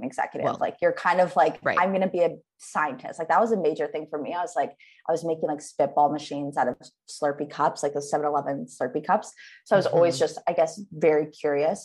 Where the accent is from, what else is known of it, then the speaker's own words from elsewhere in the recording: Saskatoon, Saskatchewan, Canada; moved away; I'm from Saskatoon, Saskatchewan, Canada.